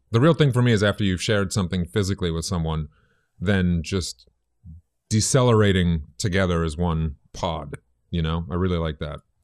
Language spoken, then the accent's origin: English; Boston, Massachusetts, United States; moved away; I grew up in Boston, in the South End.